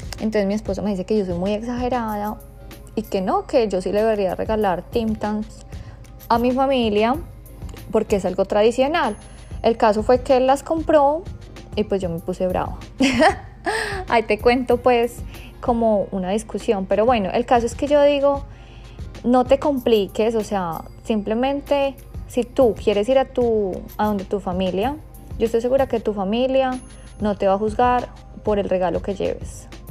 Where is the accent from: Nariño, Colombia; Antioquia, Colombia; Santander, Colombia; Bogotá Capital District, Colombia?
Bogotá Capital District, Colombia; Bogotá; moved away; Bogotá, que es mi ciudad natal